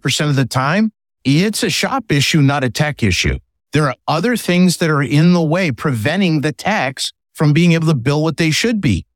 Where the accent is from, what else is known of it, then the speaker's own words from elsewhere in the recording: Northeast, United States; I'm from the Northeast